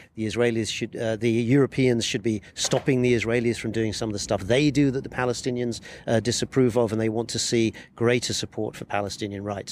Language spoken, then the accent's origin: English; United Kingdom; moved away as an adult; now in Jerusalem; I'm a British foreign correspondent. I've been based in Jerusalem for the last 15 years